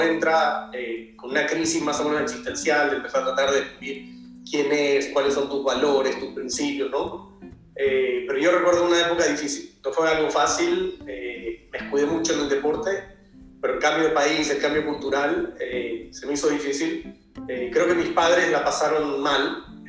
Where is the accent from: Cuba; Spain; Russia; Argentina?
Argentina; soy un argentino superado